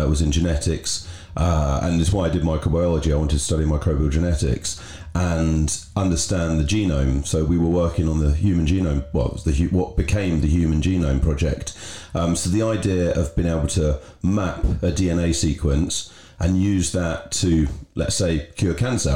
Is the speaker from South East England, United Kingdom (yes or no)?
yes; Berkshire, South East England, United Kingdom; Grew up in the countryside in Berkshire